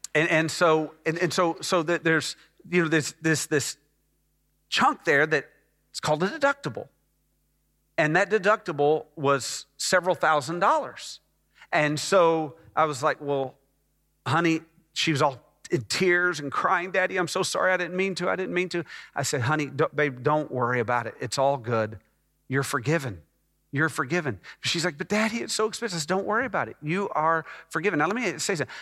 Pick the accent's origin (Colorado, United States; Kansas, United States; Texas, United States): Texas, United States; Dallas; also born or lived in Scottsdale, Arizona / Phoenix, Arizona; I moved from Phoenix to Dallas to live with them